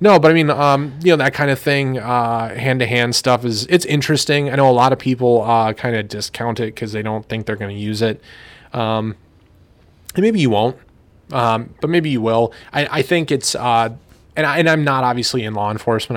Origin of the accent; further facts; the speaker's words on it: United States; as an American